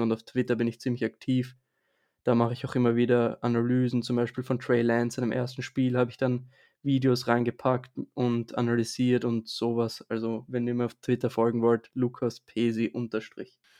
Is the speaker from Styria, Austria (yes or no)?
no; Vienna, Austria; ich bin aus Österreich und zwar genauer gesagt aus Wien